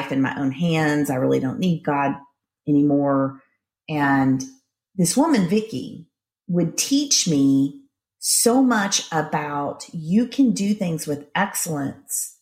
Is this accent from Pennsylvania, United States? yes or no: no; Shreveport, Louisiana, United States; I grew up in Shreveport, Louisiana